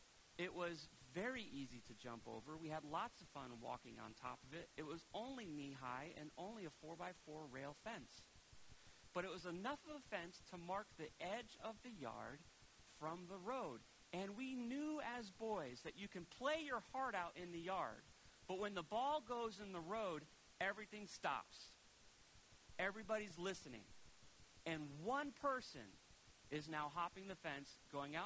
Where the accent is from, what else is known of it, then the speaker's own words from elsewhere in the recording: Preston, Connecticut, United States; I loved growing up in Preston